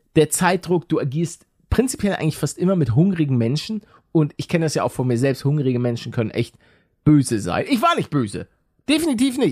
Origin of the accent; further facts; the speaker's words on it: Hamburg, Germany; als Norddeutscher, als, als Hamburger